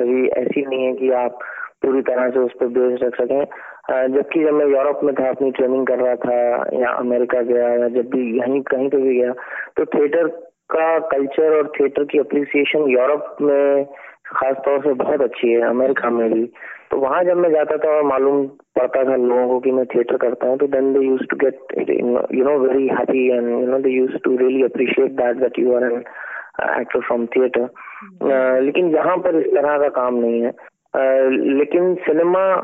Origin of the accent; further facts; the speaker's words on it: Delhi, India; now in Mumbai, India; मैं दिल्ली से था तो जब मैं बॉम्बे आया